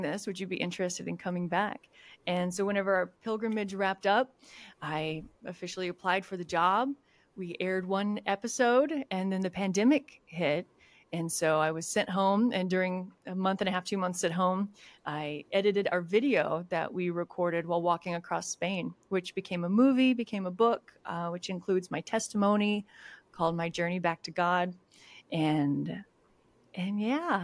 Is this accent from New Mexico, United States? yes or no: yes; New Mexico, United States; moved away as an adult; also born or lived in Oklahoma / Tulsa, Oklahoma; now in Dallas-Fort Worth, United States; I'm originally from New Mexico